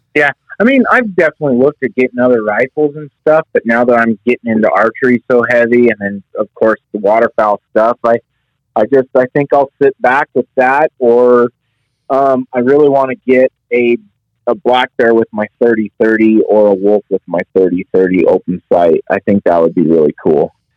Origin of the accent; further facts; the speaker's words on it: Northwest Wyoming, United States; I, I born and raised in Northwest Wyoming, uh, just outside of Yellowstone